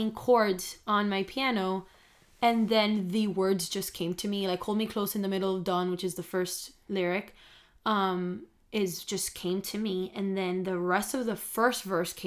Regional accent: Miami, Florida, United States; we're both from Miami

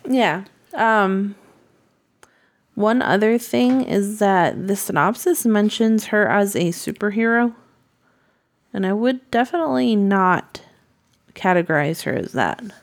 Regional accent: Massachusetts, United States; I'm from Massachusetts.

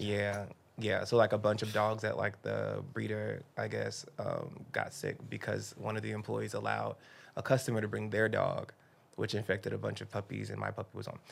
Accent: Miami, Florida, United States; I grew up in Miami

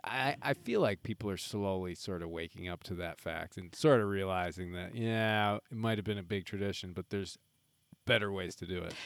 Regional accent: Midwest, United States; being a Midwesterner

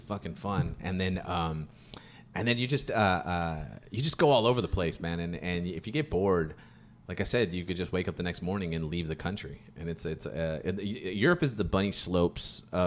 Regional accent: California, United States; from the States. I'm from California

